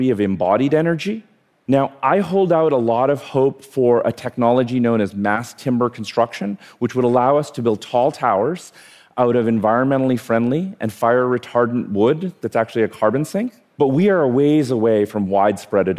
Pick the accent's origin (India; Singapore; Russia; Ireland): India; now in New York City, United States; I was born in India.